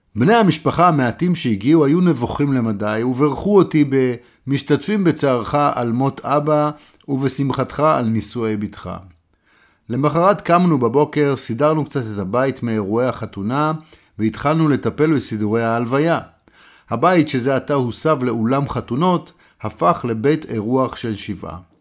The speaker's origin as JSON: {"language": "Hebrew", "country": "Israel"}